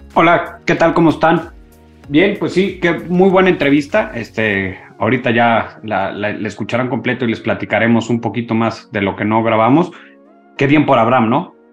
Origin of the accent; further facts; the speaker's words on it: Mexico; nosotros como mexicanos